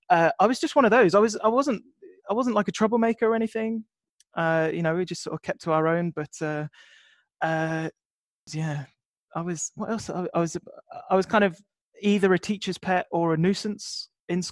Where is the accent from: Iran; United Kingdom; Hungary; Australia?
United Kingdom; Coventry, West Midlands; moved away; So I'm from Coventry originally